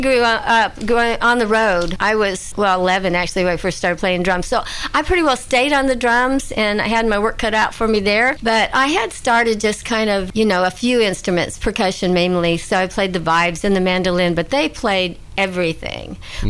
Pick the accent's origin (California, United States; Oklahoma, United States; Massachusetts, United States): California, United States; also born or lived in Texas; we were raised in California. We're all born in Texas.